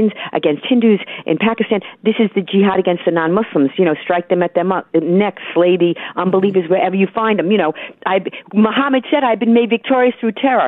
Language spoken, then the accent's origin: English; United States; I am merely an American